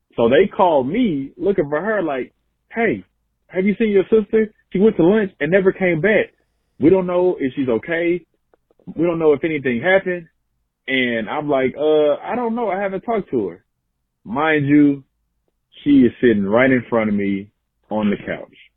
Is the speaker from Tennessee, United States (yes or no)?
yes; Memphis, Tennessee, United States; now in Little Rock, United States; I'm originally from Memphis, but I live in Little Rock, Arkansas